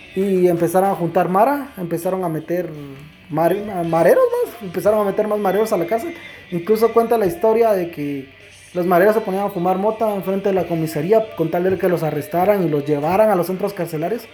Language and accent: Spanish; Guatemala; yo soy guatemalteco y no tengo miedo de decirlo